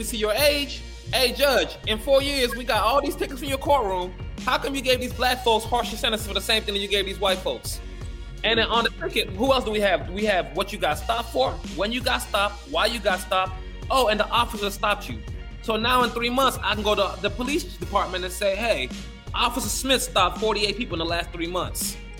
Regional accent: Gambia; born there; also born or lived in Rio de Janeiro; You know, I was born in Gambia, West Africa. I lived in Rio de Janeiro for a year.

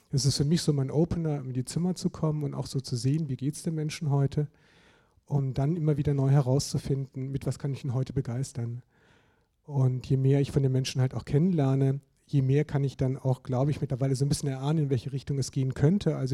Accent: Germany; Also ich komme ja auch aus Süddeutschland

